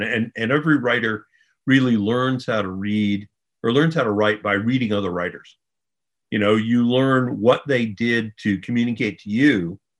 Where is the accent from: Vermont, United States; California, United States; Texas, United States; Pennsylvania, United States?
Vermont, United States; well, I grew up in Vermont, so we had three TV channels, most of which went off the air at 11 in the evening